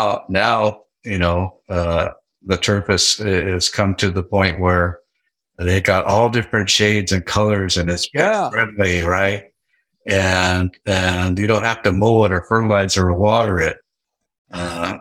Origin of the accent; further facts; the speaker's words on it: Seattle, Washington, United States; also born or lived in Tacoma, Washington; I grew up in the Seattle area. I was born in Tacoma